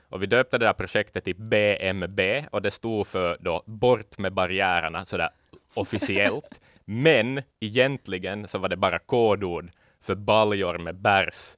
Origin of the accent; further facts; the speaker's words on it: Finland; vi finlandssvenskar